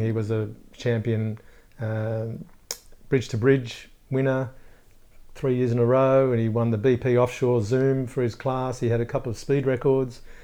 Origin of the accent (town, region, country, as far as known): Gosford, New South Wales, Australia; born or raised there